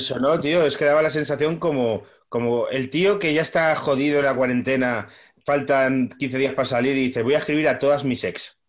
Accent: Móstoles, Community of Madrid, Spain; yo soy de Móstoles

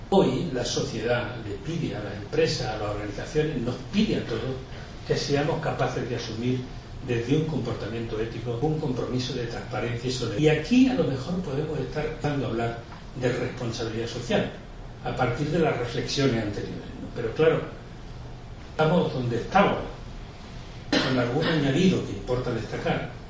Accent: Argentina; Como vengo de Argentina, os he traído una hermosa viñeta del grandísimo Quino

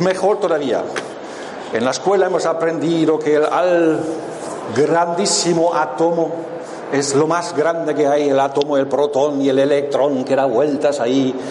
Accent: Germany; yo vengo de Alemania

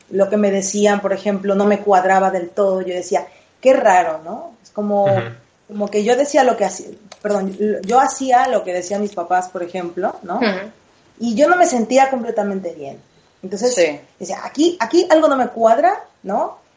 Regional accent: Veracruz, Mexico; moved away as an adult; now in Madrid, Spain; Yo, mira, eh, nací en Veracruz, en México, hace 33 hermosas primaveras.

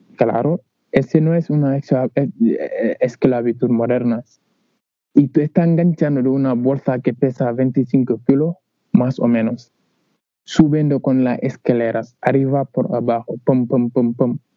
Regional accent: Senegal; Spanish is a second language; moved away as an adult; now in Huelva, Spain; Yo vino de África, ya digo, vino de Senegal

